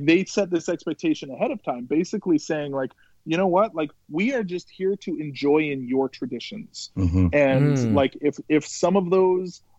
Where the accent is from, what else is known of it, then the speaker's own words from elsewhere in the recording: Lethbridge, Alberta, Canada; I grew up just outside of Lethbridge